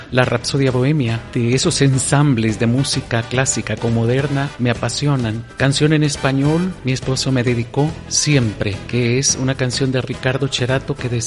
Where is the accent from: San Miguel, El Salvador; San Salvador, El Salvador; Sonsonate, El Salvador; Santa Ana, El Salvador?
Santa Ana, El Salvador; La montaña, mi infancia, que es en Santa Ana